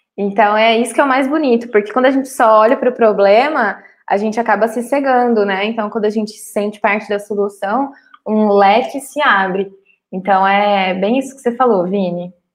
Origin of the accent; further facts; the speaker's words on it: Cuiabá, Mato Grosso, Brazil; Eu nasci em Cuiabá, Mato Grosso